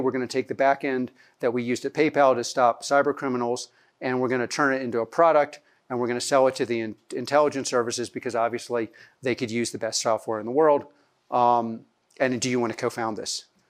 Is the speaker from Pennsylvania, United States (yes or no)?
yes; suburbs of Philadelphia, Pennsylvania, United States; also born or lived in New York; I was born in New York. I grew up in the suburbs of Philadelphia